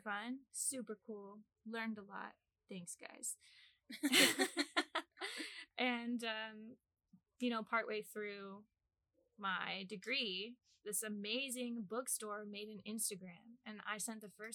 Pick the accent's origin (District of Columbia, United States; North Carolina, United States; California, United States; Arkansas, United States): Arkansas, United States; moved away as an adult; also born or lived in Japan; now in Ames, United States; I'm from little old Arkansas